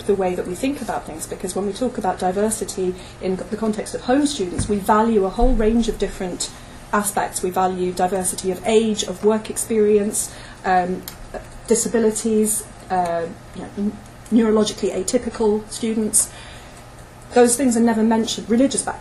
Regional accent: United Kingdom; I'm British by origin

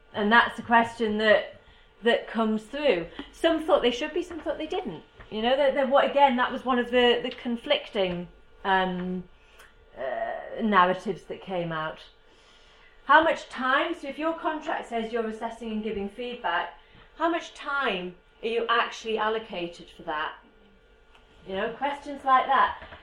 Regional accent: United Kingdom; As you can probably tell from my accent, I am from the UK.

